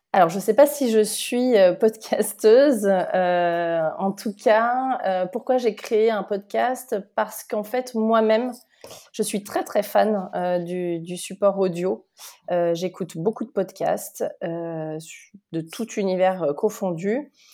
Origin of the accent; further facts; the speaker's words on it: Lyon, Auvergne-Rhône-Alpes, France; je suis de Lyon euh, et je suis euh, donc née en France, mais d'origine portugaise